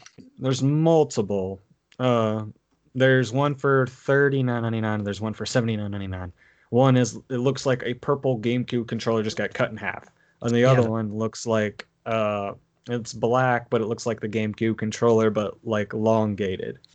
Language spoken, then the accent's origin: English; Nashville, Tennessee, United States; accent: Southern; we're all from the South. We're all from Nashville